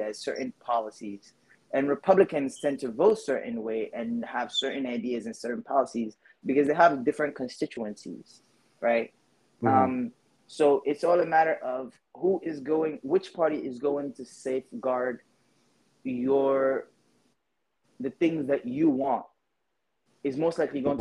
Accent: New York City, New York, United States; also born or lived in Guinea; growing up in the Bronx

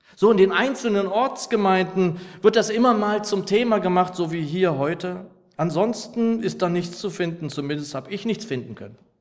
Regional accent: Lower Saxony, Germany; als ich noch ein Junge war, so in meiner Heimatgemeinde in Niedersachsen

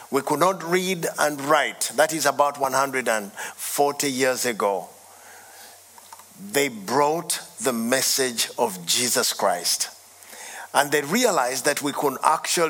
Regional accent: Uganda; I come from Uganda

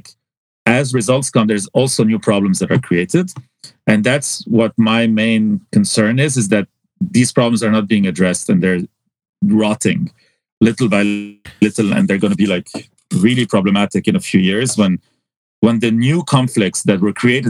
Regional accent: Hazmiyeh, Mount Lebanon, Lebanon; moved away as an adult; I was so isolated from Beirut in some ways because I lived in Hazmiye

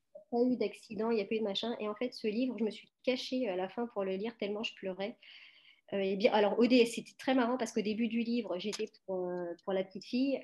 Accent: France; also born or lived in Portugal; je suis née en France, Euh, je suis née en France, mais mes parents, euh, sont portugais tous les deux.

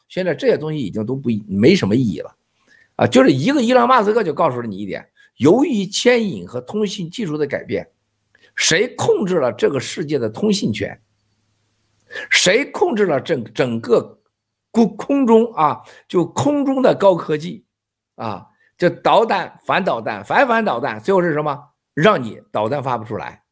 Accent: Shandong, China; 咱老山东老家有多少军人

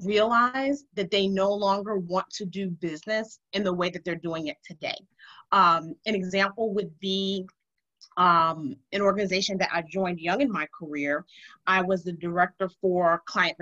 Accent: New York City, New York, United States; I grew up in Harlem, and I'm going to just be clear, the old Harlem, not the new Harlem

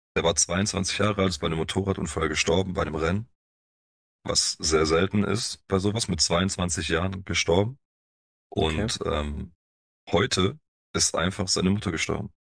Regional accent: Stuttgart area, Baden-Württemberg, Germany; also born or lived in Poland (family origin); kommen wir aus dem Raum Stuttgart

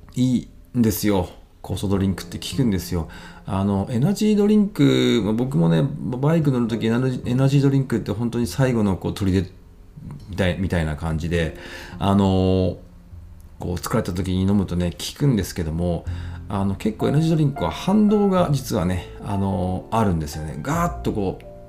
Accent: Ibaraki, Japan; now in Tsukuba, Japan; 茨城県出身なんですけれども

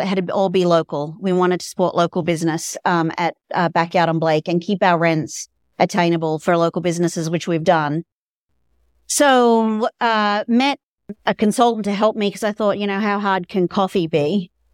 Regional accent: Australia; moved away as an adult; also born or lived in Dallas, United States; now in Colorado, United States; I'm from Australia originally

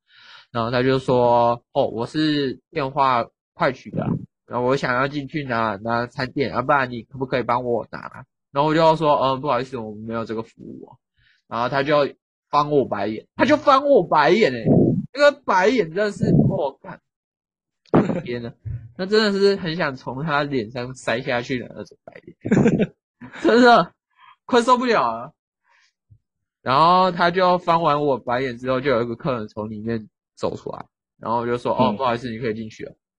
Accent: southern Taiwan, Taiwan; 虽然我们都是南部人

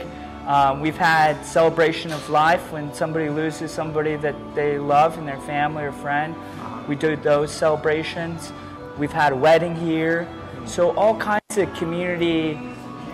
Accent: Redmond, Oregon, United States; moved away as an adult; also born or lived in New York; I'm originally from Redmond. I went to Redmond High School.

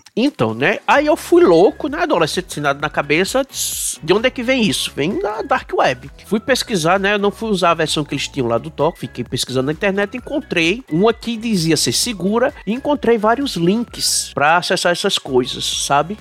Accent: Paraíba, Brazil; A minha terrinha foi a que deu um menor crescimento aqui no Nordeste

